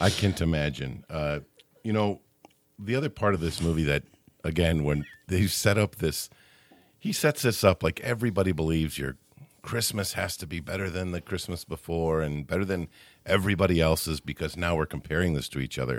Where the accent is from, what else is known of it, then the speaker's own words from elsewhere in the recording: Midwest, United States; I'm showing myself as a Midwesterner by calling her Aunt Bethany